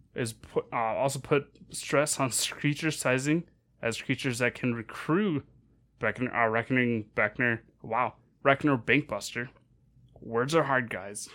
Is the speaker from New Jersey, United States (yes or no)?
no; Northern Minnesota, United States; growing up in Mez-, Northern Minnesota